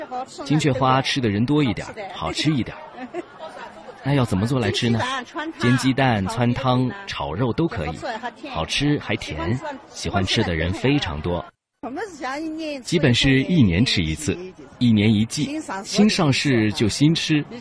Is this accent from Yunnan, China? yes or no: yes; Pu'er, Yunnan, China; 我是来自普洱的傣族。 … 我们傣族经常会吃一些野生的植物和一些野生的花，